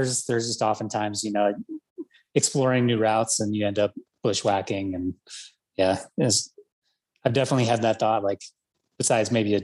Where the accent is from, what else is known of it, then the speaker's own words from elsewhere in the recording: Boulder, Colorado, United States; we grew up in Boulder, Colorado